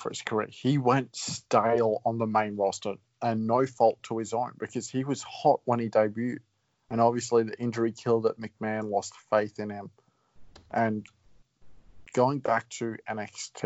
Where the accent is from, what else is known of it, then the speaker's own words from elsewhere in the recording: Queensland, Australia; I'm from Queensland